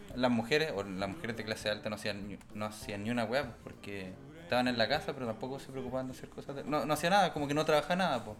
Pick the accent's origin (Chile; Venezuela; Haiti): Chile; Recoleta, Santiago Metropolitan Region; Yo soy de Recoleta, así que siempre he tenido esa cultura bien cercana a la mía. Tenía compañeros coreanos en el colegio